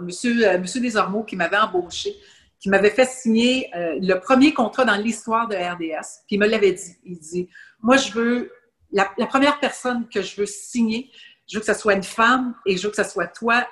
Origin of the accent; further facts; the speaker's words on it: Laval, Quebec, Canada; Et j'étais native de Laval. Je demeurais tout près de l'aréna